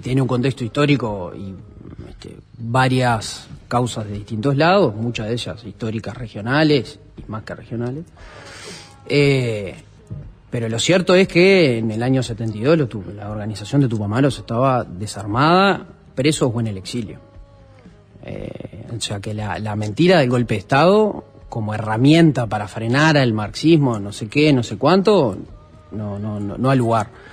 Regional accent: Montevideo, Uruguay; nosotros somos los tres montevideanos

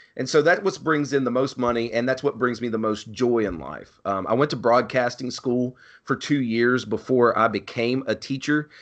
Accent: Ceredo, West Virginia, United States; the town that I grew up in, named Cerrito, West Virginia

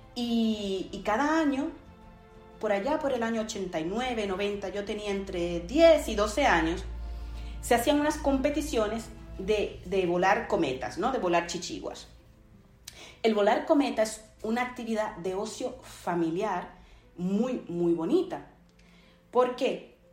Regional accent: Dominican Republic; mi país, República Dominicana

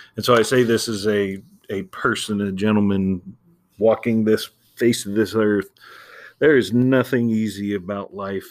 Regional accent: Ohio, United States; growing up in Ohio

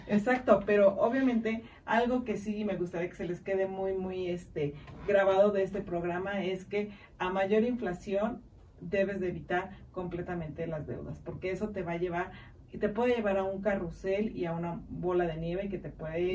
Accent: Mexico; como buenos mexicanos y amo ser mexicana

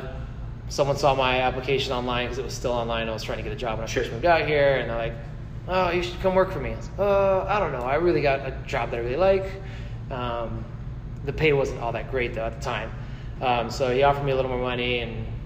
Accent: Los Angeles, California, United States; moved away as an adult; now in Colorado, United States; I was born and raised in LA, California

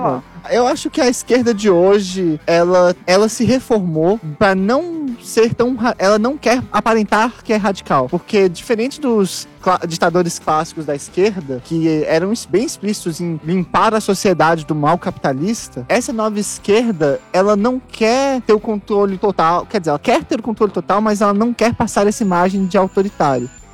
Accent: Brasília, Federal District, Brazil; moved away as an adult; now in São Paulo, Brazil; a minha cidade natal

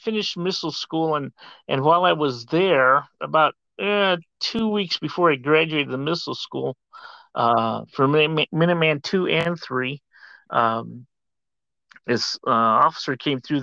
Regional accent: Sterling, Illinois, United States; moved away as an adult; also born or lived in Germany; now in Tucson, United States; I grew up in Sterling, Illinois, a little farm industrial community about 90 miles west of Chicago

